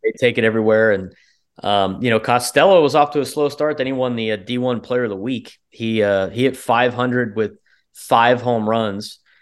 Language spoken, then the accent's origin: English; San Diego, California, United States; also born or lived in Arizona; my hometown